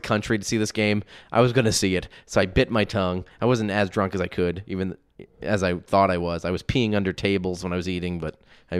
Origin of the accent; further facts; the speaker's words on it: Pittsburgh, Pennsylvania, United States; We don't like that type of language here in Indiana. I'm from Pittsburgh.